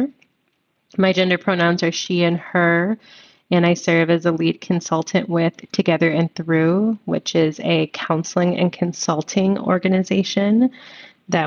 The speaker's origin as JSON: {"language": "English", "town": "Chicago", "region": "Illinois", "country": "United States", "tie": "born or raised there", "said": "I'm born and raised in Chicago"}